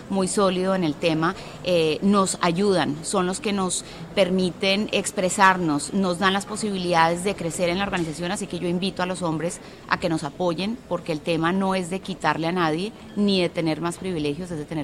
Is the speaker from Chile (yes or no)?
no; Colombia; Soy colombiana.